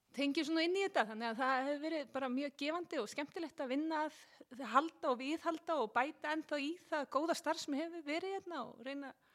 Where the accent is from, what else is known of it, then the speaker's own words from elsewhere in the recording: Seltjarnarnes, Capital Region, Iceland; Ég er alveg upp á Seltíðanesi